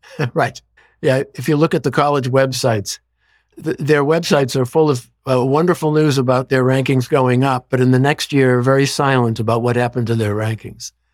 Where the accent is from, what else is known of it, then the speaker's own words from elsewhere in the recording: Boston, Massachusetts, United States; growing up in Boston